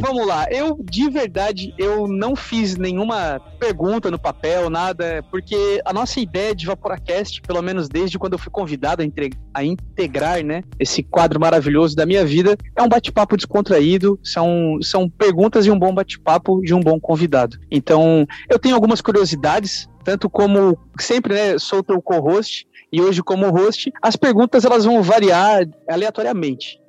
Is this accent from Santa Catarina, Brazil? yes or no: yes; Santa Catarina, Brazil; eu sou de Santa Catarina